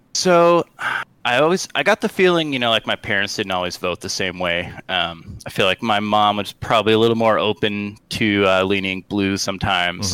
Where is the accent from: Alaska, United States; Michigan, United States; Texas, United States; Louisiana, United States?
Alaska, United States; Sitka; I grew up in Sitka, Alaska